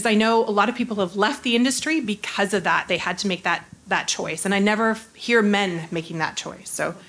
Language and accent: English; Canada; We're Canadian.